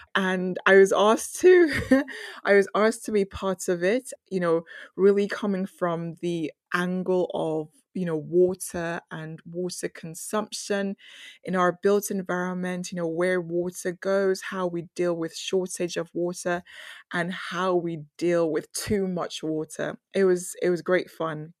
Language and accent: English; Nigeria; I grew up in Nigeria